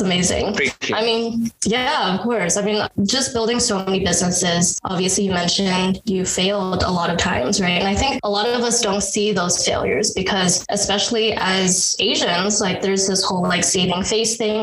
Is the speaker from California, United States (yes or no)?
yes; San Francisco, California, United States; I grew up in San Francisco